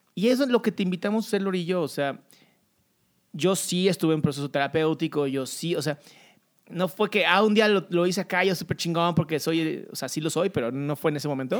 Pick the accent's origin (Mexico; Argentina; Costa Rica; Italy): Mexico